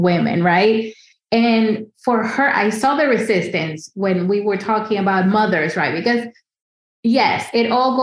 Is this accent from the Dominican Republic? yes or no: yes; Dominican Republic; moved away as an adult; now in New York City, United States; I grew up in the Dominican Republic